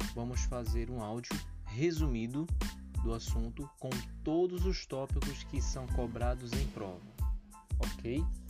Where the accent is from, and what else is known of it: Brazil